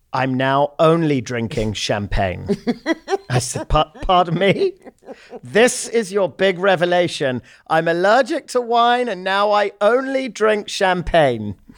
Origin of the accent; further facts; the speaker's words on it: London, United Kingdom; We're both obviously from London, born and raised.